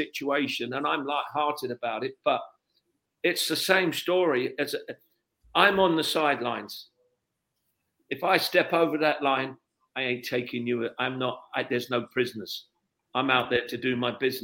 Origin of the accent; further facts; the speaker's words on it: London, United Kingdom; I come from London